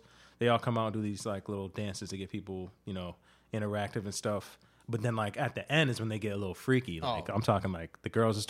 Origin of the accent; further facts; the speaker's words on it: Camp Lejeune, North Carolina, United States; born there; also born or lived in Okinawa, Japan / Miami; Yeah, so I was born in Camp Lejeune down in North Carolina. Then we moved to Okinawa, Japan for a year.